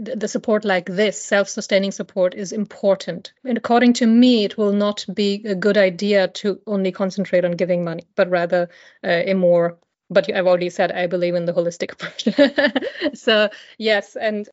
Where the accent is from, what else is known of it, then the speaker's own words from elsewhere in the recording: India; moved away; I grew up in India